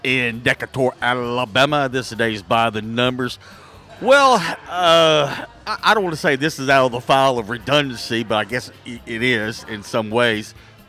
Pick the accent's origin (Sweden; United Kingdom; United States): Sweden; English is a second language; I'm from Sweden.